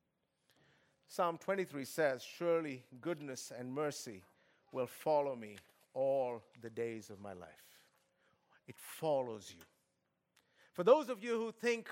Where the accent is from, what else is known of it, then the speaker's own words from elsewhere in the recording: Kolkata, West Bengal, India; moved away; I come from Kolkata